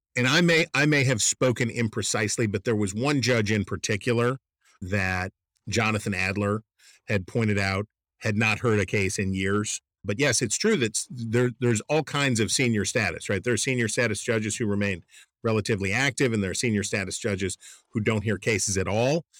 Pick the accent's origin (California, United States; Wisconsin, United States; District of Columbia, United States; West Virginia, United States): West Virginia, United States; Wheeling; my hometown of Wheeling, West Virginia